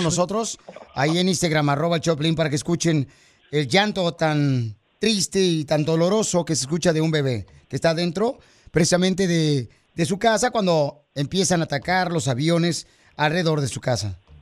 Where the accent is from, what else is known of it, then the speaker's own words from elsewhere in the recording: Monterrey, Nuevo León, Mexico; Así somos los de Monterrey